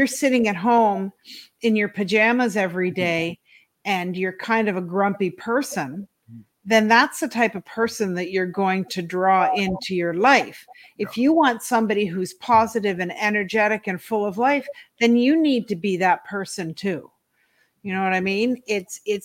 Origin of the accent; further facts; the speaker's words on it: Ontario, Canada; also born or lived in East Coast, Canada; I was born in Ontario in Canada, and I lived with both my parents until I was 8